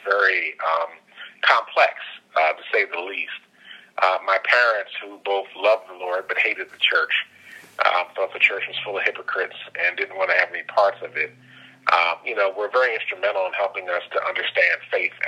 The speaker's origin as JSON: {"language": "English", "town": "Philadelphia", "region": "Pennsylvania", "country": "United States", "tie": "born or raised there", "moved": "as an adult", "lives_now": "Washington, D.C. area, United States", "said": "during the time that I was growing up in Philadelphia, it was a place of opportunity and growth"}